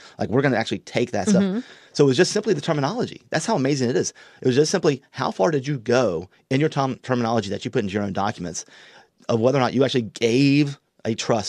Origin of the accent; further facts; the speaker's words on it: Columbia, South Carolina, United States; moved away as an adult; now in Myrtle Beach, United States; we came back and visited South Carolina because I'm from Columbia